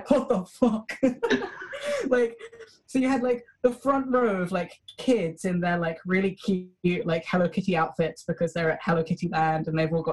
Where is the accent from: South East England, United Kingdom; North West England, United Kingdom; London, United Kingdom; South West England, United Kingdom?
London, United Kingdom; I was born in Britain and have lived my entire life in London